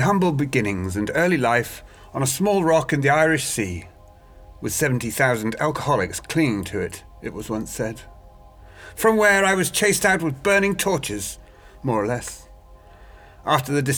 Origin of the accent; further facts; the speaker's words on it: Douglas, Isle of Man; moved away; also born or lived in Andover, England / Tidworth, England / London, England; I grew up on a small island where they still used to flog people when I was young.